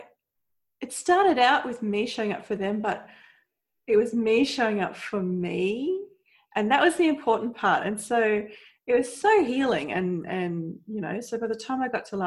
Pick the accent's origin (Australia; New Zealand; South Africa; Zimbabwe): Australia; accent: Australian; I'm Australian, so that's my accent.